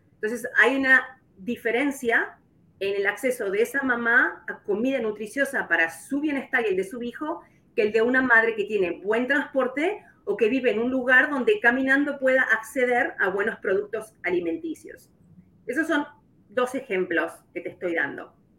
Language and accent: Spanish; Uruguay; moved away as an adult; now in Kansas City, United States; soy de Uruguay, como mencionaste, ya hace 22 años que estoy aquí en Kansas